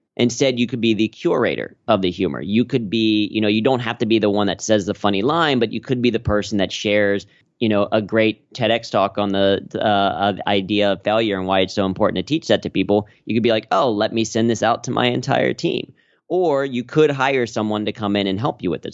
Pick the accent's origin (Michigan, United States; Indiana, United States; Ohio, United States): Ohio, United States; Cincinnati; moved away as an adult; now in New York, United States; growing up in Cincinnati